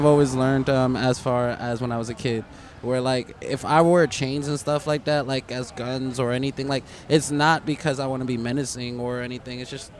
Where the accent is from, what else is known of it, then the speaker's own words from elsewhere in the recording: East Coast, United States; I'm from the East Coast, so like I got like an East Coast sense of vibe.